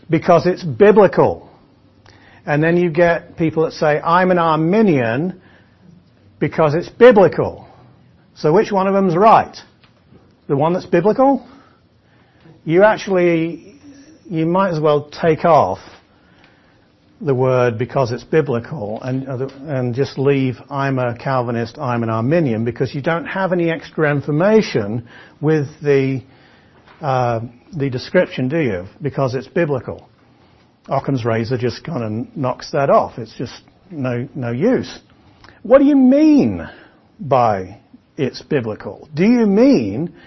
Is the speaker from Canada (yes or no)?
no; England, United Kingdom; But I'm English